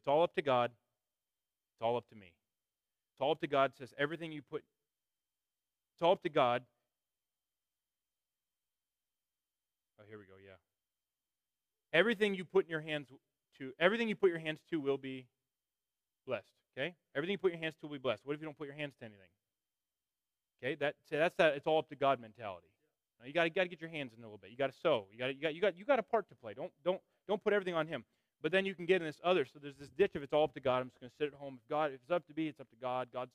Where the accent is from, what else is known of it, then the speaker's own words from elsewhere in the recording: Northern Illinois, United States; we're from Northern Illinois